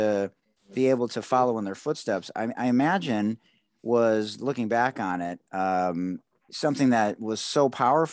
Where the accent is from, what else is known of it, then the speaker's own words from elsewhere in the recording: Detroit, Michigan, United States; I was the only white guy on my basketball team as a senior. I would say sort of inner city Detroit